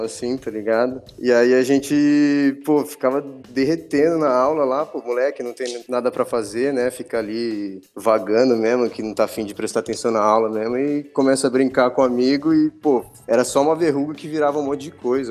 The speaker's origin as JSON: {"language": "Portuguese", "town": "Botucatu", "region": "São Paulo", "country": "Brazil", "tie": "born or raised there", "also_born_or_lived": "Campinas", "said": "na verdade eu nasci em Campinas e com dois anos minha família já se mudou para Botucatu, então o que eu lembro mesmo é tudo de Botucatu, não lembro de nada lá de Campinas, então posso, posso falar que eu, que eu cresci lá e sou botucatuense mesmo"}